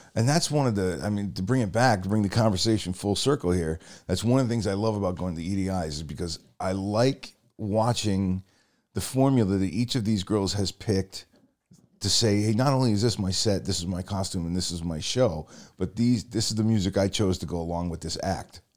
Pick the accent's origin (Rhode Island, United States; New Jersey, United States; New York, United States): Rhode Island, United States; we're both from Rhode Island